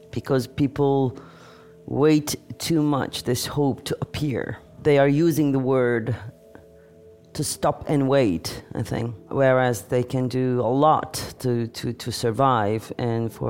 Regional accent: Turkey; English is a second language; moved away; Yeah. My country.

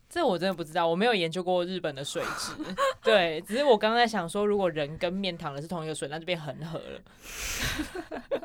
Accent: Kaohsiung, Taiwan; 以前小时候在高雄

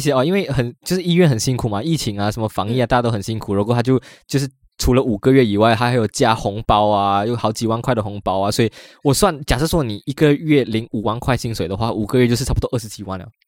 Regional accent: Malaysia; moved away as an adult; now in Taiwan; 我第一次回去我来台湾读书，读两年，然后我第一次回家

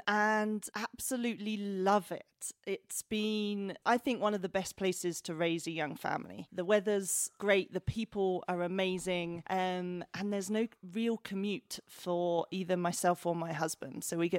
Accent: East of England, United Kingdom; moved away as an adult; now in Johannesburg, South Africa; London, Hertfordshire, just north of London.

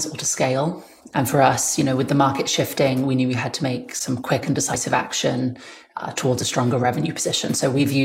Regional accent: United Kingdom; now in United States; As a British person

